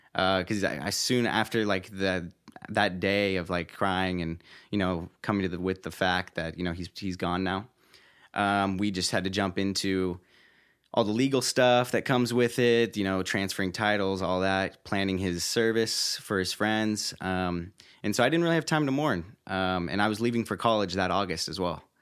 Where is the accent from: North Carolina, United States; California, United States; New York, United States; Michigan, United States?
California, United States; Roseville; I'm originally from Northern California, born and raised, uh, near Sacramento, uh, in a small city named, uh, Roseville.